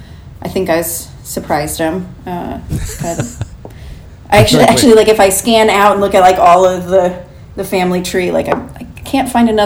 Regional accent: Los Angeles, California, United States; now in Pasadena, United States; I grew up in Los Feliz, a little area called Los Feliz. So I've always kind of like been on this side of the city and around. And now I'm in Pasadena, towards Altadena, like up kind of near the mountains.

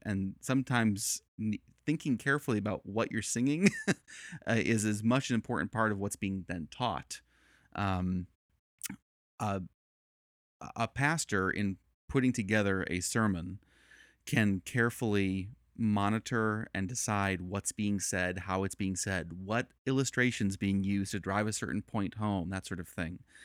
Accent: Chicago, Illinois, United States; moved away as an adult; also born or lived in Northern Virginia / Chattanooga; I'm originally from Chicago and, uh, born, born in the city, raised in the suburbs

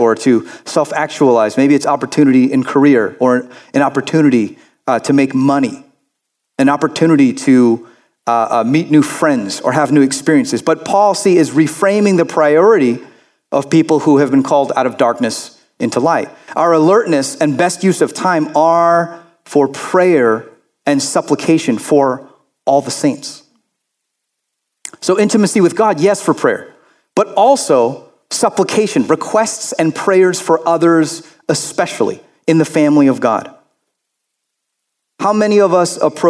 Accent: Florida, United States; I grew up in Florida

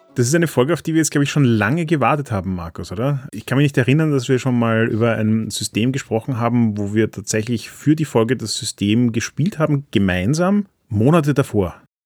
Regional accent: Austria; als Österreicher

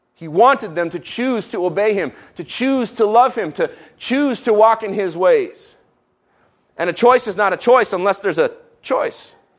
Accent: Israel; moved away; I grew up in Israel

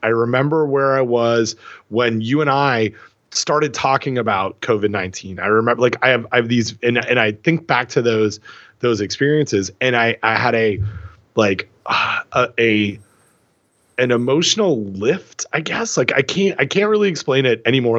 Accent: Port Hope, Ontario, Canada; growing up in Port Hope

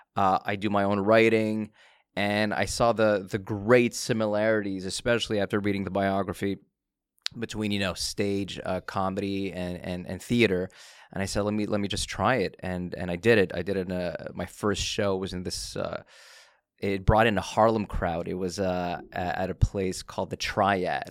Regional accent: Canada; I was born in Canada.

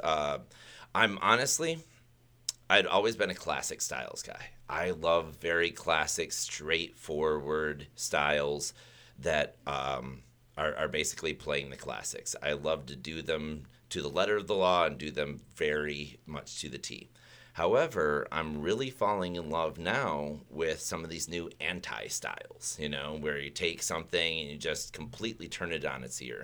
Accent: Michigan, United States; moved away; I grew up originally in Michigan, where third grade we went to the Kellogg's factory.

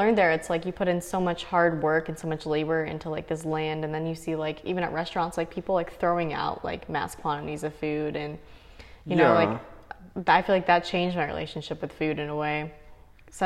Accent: Arizona, United States; I grew up in Arizona

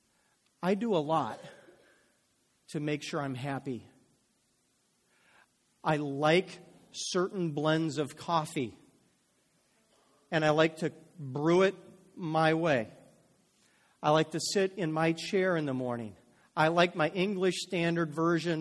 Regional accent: United States; I'm an American

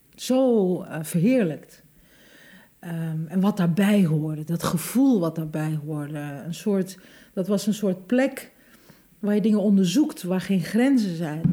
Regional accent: Hengelo, Overijssel, Netherlands; ik ben geboren in Hengelo en ik, wij woonden mijn hele leven lang in de sterrenbuurt

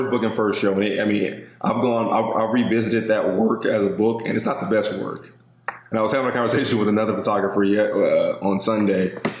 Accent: Los Angeles, California, United States; I'm a kid from South Central, you know, who grew up in a single parent home

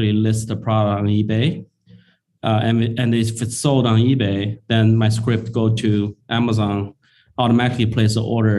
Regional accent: China; moved away as an adult; also born or lived in Shanghai; now in Bay Area, United States; I was actually born and raised in China. I came to the U.S. In 2003 after I graduated from engineering school

